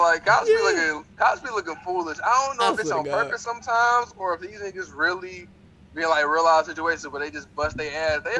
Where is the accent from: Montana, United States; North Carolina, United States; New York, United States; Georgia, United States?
North Carolina, United States; I'm from North Carolina now.